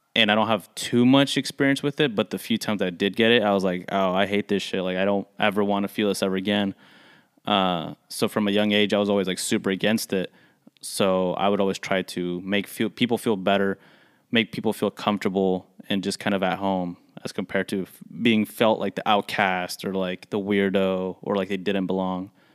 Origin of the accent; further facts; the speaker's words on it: United States; the first generation that are born here, like us